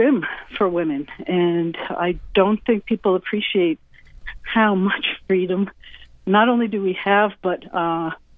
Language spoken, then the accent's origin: English; United States; I was born in the United States